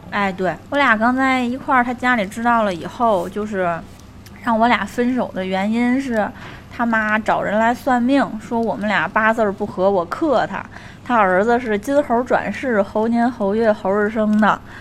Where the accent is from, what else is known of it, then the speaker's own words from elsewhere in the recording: Tianjin, China; 我是来自天津的